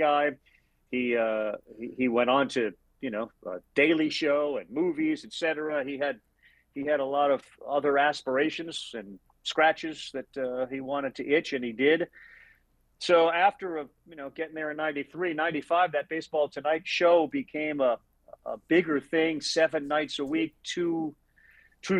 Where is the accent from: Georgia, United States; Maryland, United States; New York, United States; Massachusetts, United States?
Massachusetts, United States; just outside of Boston; I grew up in Massachusetts, just outside of Boston